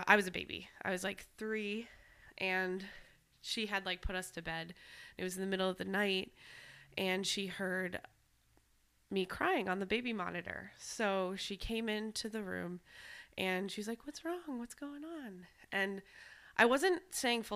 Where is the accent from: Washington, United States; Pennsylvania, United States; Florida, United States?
Pennsylvania, United States; the Poconos; I'm from the Poconos